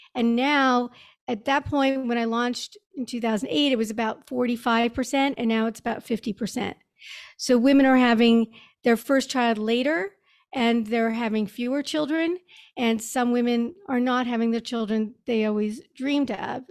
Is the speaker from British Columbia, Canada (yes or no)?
no; Montreal, Quebec, Canada; moved away as an adult; also born or lived in New York; I grew up in Montreal